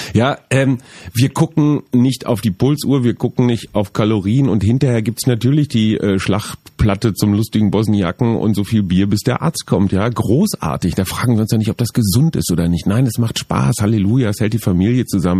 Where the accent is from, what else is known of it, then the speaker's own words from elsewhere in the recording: Münster, North Rhine-Westphalia, Germany; Ich komme aus Münster, Radfahrerstadt.